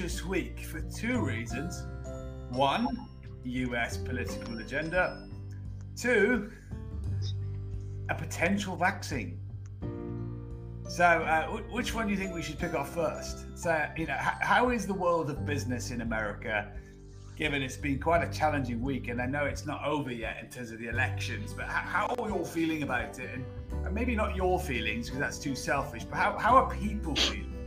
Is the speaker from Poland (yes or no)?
no; United Kingdom; as a British person